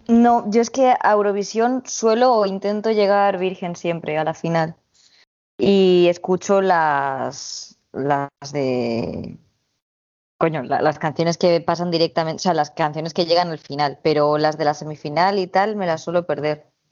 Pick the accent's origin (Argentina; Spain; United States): Spain; yo vengo de España